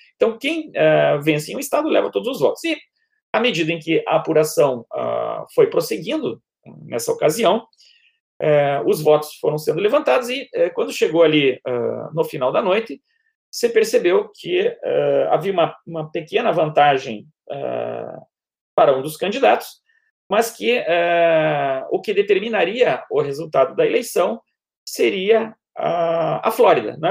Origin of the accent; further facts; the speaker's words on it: Paraná, Brazil; moved away as an adult; now in Rio de Janeiro, Brazil; Eu nasci no Paraná, mas moro no Rio de Janeiro há 26 anos